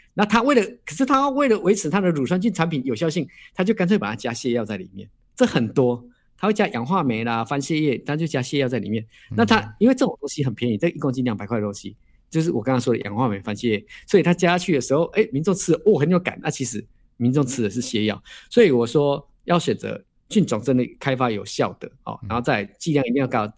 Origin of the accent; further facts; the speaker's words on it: Taiwan; 我们都是台湾人